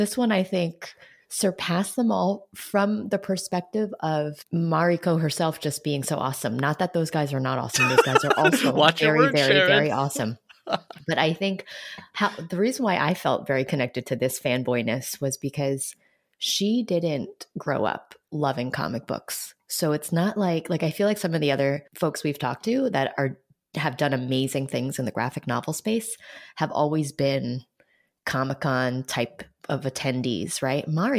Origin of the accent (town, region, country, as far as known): New York City, New York, United States; born or raised there